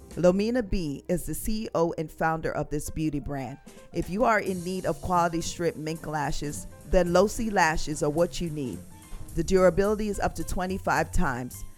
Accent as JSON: {"language": "English", "country": "Jamaica", "said": "I'm from Jamaica"}